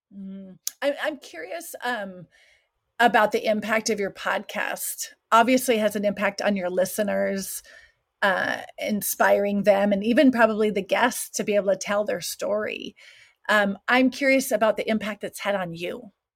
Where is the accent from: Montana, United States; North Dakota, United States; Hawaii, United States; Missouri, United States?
North Dakota, United States; Williston; moved away as an adult; also born or lived in South Africa; now in Switzerland; born and raised in Williston, North Dakota